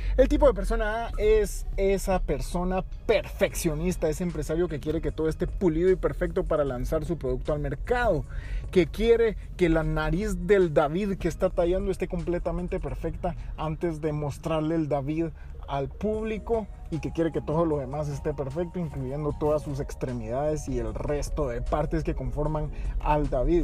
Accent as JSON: {"language": "Spanish", "country": "Guatemala", "said": "como guatemaltecos"}